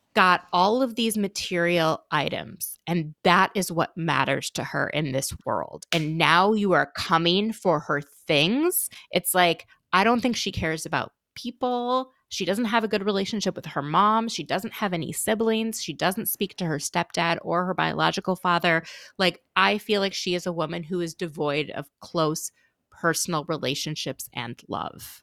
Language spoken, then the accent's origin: English; Minnesota, United States; I'm from, I'm from Minnesota